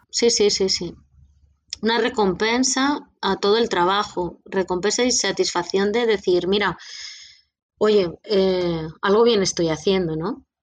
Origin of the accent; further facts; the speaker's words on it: Castilla-La Mancha, Spain; alguien de Castilla-La Mancha, de mi tierra